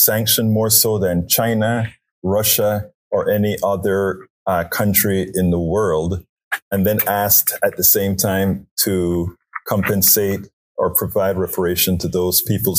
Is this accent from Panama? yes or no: yes; Panama; now in United States; I'm originally from Panama